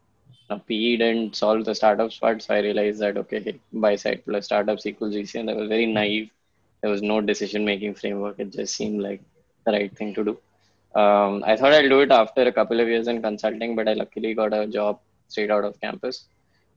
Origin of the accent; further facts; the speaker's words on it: Pune, Maharashtra, India; also born or lived in Kanpur / Jamshedpur / Mumbai / Ahmedabad; So I'm actually in Pune. It's the city I grew up in. And I still live here